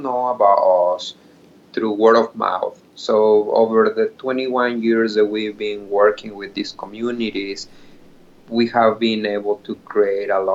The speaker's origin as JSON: {"language": "English", "country": "Mexico", "second_language": "English", "moved": "as an adult", "lives_now": "Seattle, United States", "said": "I'm an immigrant from Mexico, mm-hmm, and I moved to United States 13 years ago"}